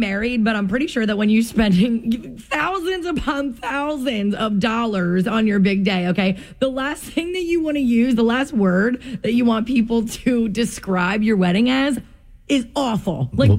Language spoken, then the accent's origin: English; New Jersey, United States; we're from Jersey.